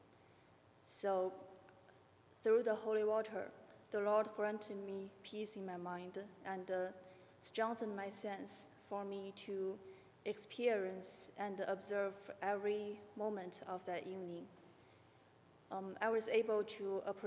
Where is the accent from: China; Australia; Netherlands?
China; moved away as an adult; also born or lived in Houston, United States; now in Maryland, United States; Growing up in China, my hometown was not very friendly to religions